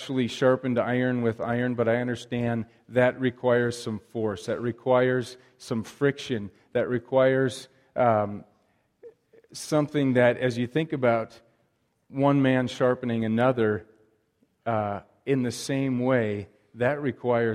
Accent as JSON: {"language": "English", "region": "Wisconsin", "country": "United States", "tie": "born or raised there", "moved": "yes", "lives_now": "Libby, United States", "said": "Growing up in Wisconsin, going to church in a solid Christian home"}